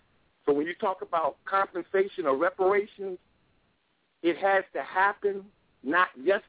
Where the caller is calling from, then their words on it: Wilmington, North Carolina, United States; Greetings. I'm calling from Wilmington, North Carolina, to be exact.